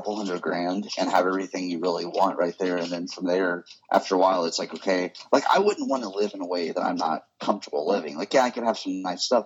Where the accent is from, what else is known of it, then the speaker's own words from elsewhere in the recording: Hillsboro, United States; my hometown theater here in Hillsboro